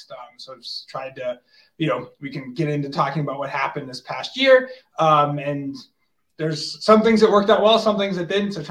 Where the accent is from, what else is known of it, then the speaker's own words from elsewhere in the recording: Plymouth, Massachusetts, United States; moved away; also born or lived in Colorado; I grew up in Massachusetts, but in Plymouth, so right on the water